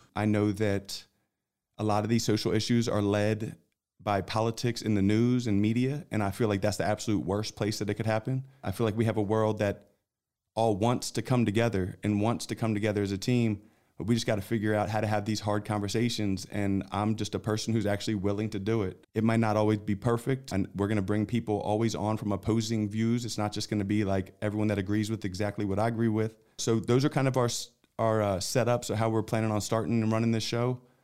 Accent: Philadelphia, Pennsylvania, United States; moved away as an adult; now in Texas, United States; I grew up in Philadelphia

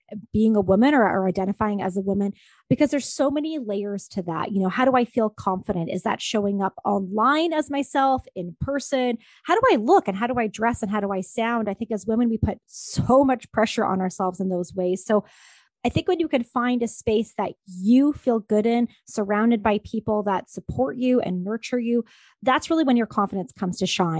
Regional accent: Ontario, Canada; moved away as an adult; also born or lived in Vancouver; I'm originally from Ontario, Canada

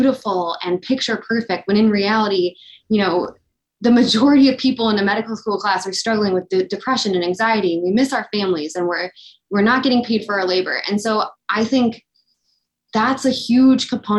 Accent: Illinois, United States; I am from Illinois

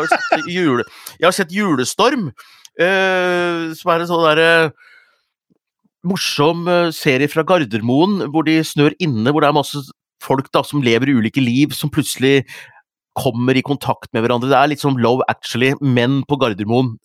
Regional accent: Hunndalen, Innlandet, Norway; Vi har egentlig hatt rakfisk på lille julaften hjemme i Hunndalen

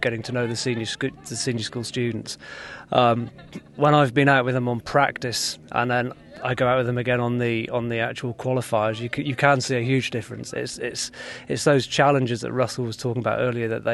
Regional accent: North Wales, United Kingdom; moved away as an adult; now in Riyadh, Saudi Arabia; I grew up in North Wales

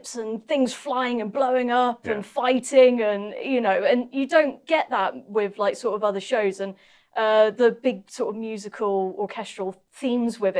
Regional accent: Norwich, East of England, United Kingdom; also born or lived in Bristol; I was born in Bristol, but I actually lived most of my younger years in Norwich

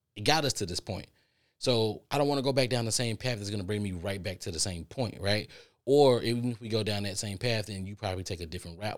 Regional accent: Texas, United States; I'm from Texas

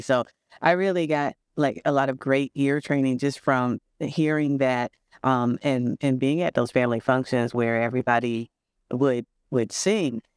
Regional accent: St. Louis, Missouri, United States; now in Milwaukee, United States; I'm originally from Saint Louis.

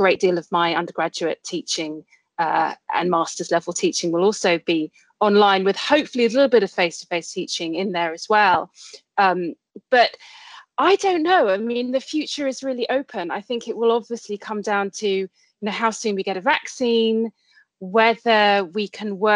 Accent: Colchester, East of England, United Kingdom; moved away as an adult; also born or lived in Cambridge / London; I'm originally from Essex, from Colchester, where I grew up, spent most of my childhood and teenage years

